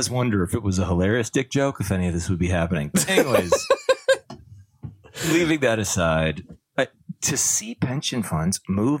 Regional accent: Canada; As a Canadian, I can tell you that.

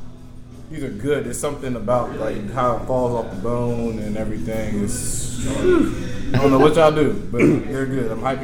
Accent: Chapin, South Carolina, United States; I'm from Chapin.

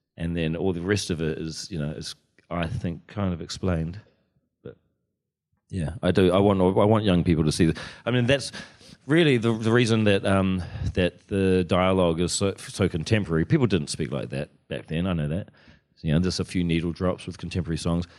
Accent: Wellington, New Zealand; when I was growing up in Wellington, in the eighties

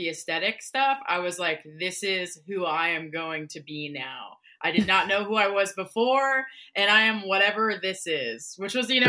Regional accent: Portland, Oregon, United States; Born and raised, never moved.

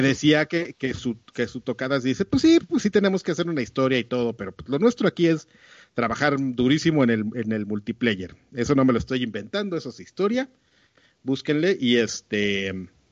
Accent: Mexico

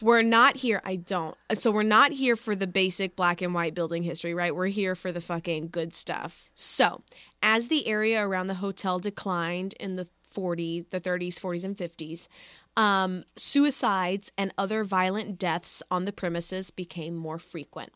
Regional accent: Dallas, Texas, United States; my hometown

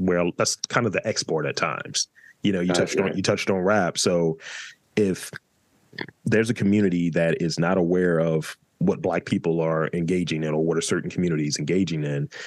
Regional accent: New York City, New York, United States; as a New Yorker

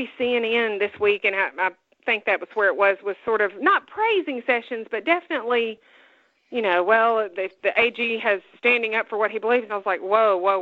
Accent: Alabama, United States; accent: southern; I'm from this state and I'm very proud of my accent.

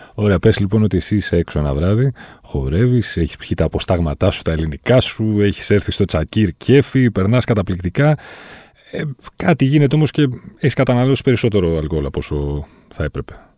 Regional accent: Volos, Thessaly, Greece; είμαι και από το Βόλιο

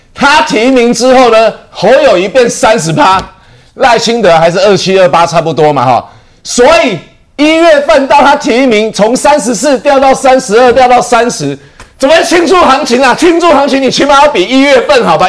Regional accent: Taiwan; 还好我们台湾人没有被他骗

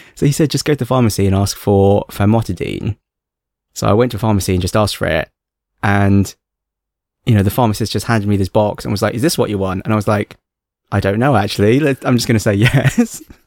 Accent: England, United Kingdom; accent: plummy English; now in Hong Kong; my plummy English accent and my inability to speak Cantonese

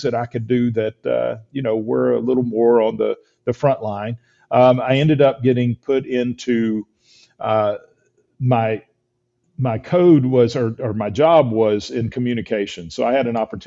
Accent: Georgia, United States; moved away as an adult; also born or lived in Alaska / Texas; When I graduated high school from Georgia, I moved to Alaska to work construction

